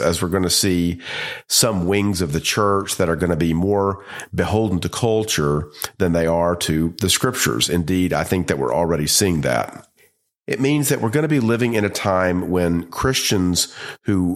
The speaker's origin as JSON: {"language": "English", "country": "United States", "said": "as an American"}